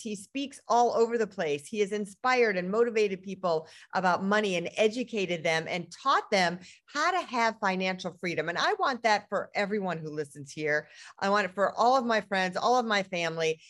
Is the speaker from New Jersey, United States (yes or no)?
no; Detroit, Michigan, United States; that's my hometown.